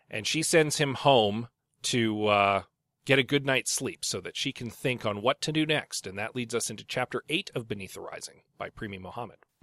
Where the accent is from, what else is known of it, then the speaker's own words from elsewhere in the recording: St. Albert, Alberta, Canada; I grew up in Saint Albert